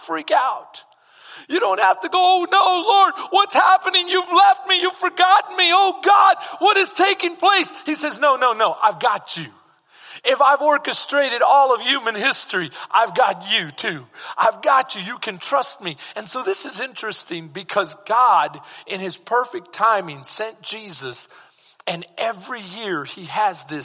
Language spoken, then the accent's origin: English; San Antonio, Texas, United States; moved away; I'm from SA. I'm from San Antonio.